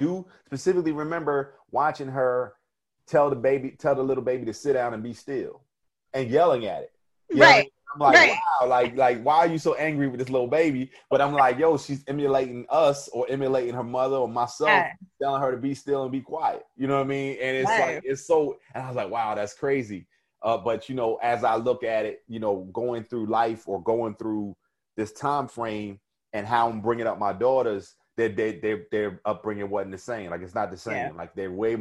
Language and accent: English; New Jersey, United States; I was from Jersey. I had an accent